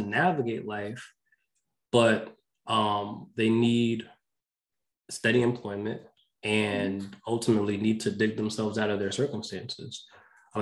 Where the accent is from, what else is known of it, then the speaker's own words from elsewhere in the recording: New York, United States; I grew up in New York.